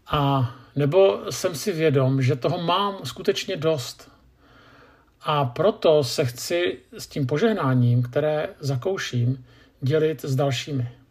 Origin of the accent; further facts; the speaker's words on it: Czechia; Jako Češi